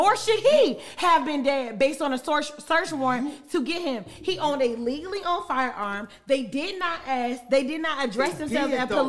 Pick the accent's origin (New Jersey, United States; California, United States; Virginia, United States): Virginia, United States; Richmond; I'm from Richmond.